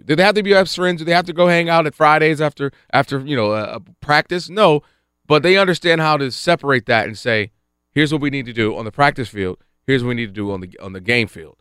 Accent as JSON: {"language": "English", "town": "Detroit", "region": "Michigan", "country": "United States", "moved": "as an adult", "lives_now": "Los Angeles, United States", "said": "I'm from the Detroit area"}